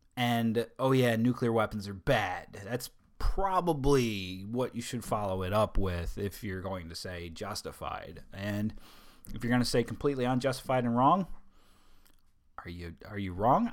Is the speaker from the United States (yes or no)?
yes; Delaware, United States; moved away; My home state.